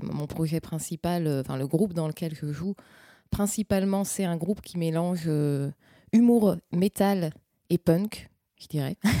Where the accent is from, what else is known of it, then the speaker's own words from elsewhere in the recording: north of France, France; je suis originaire du nord de la France